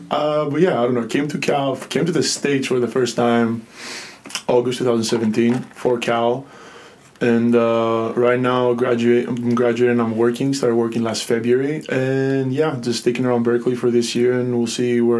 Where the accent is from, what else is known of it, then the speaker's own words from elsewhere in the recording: Greece; English is a second language; So I come from Greece and Spain, uh, born in Greece and raised like in a household with Spanish mother, Greek dad, both things were very prominent.